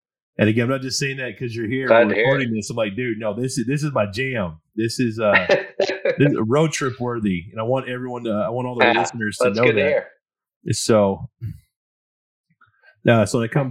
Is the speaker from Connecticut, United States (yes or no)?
no; California, United States; now in Tulsa, United States; I'm originally from California